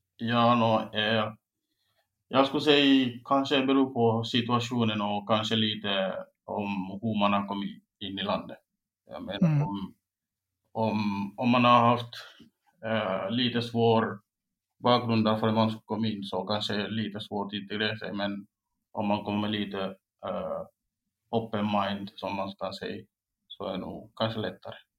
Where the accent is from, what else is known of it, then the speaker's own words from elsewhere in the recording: Guinea; Swedish is a second language; also born or lived in Espoo, Finland / Oravais, Finland; now in Finland; jag är från Guinea och jag kom först 2015 i år